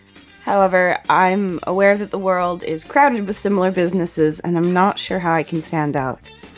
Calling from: Dallas, Texas, United States; I'm calling from Dallas.

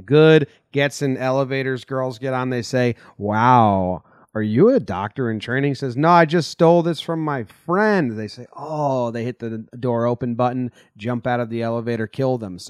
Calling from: New Jersey, United States; I'm coming from New Jersey

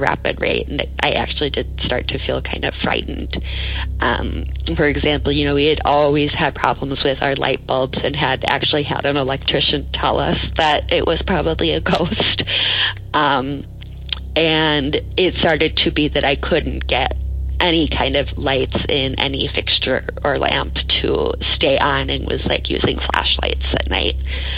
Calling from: Portland, Oregon, United States; moved away as an adult; calling. I'm calling from California. I recently moved down here from Portland, Oregon.

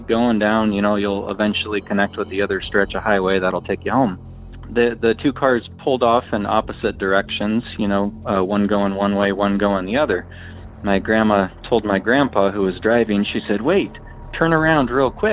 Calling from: Omaha, Nebraska, United States; I'm calling from Omaha, Nebraska.

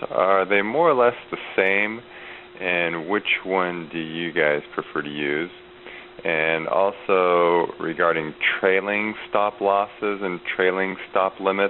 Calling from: Walnut Creek, California, United States; I was calling from Walnut Creek.

